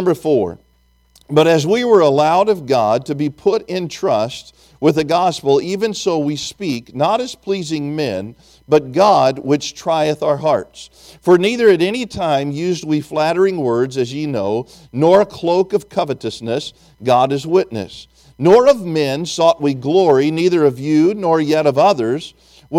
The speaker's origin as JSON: {"language": "English", "region": "Tennessee", "country": "United States", "said": "I'm from Tennessee"}